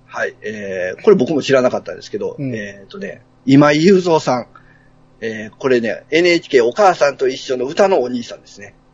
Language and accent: Japanese; Tokushima, Japan; 同じ町で、しかも、えー、同じ少年野球のチームに僕は行ってました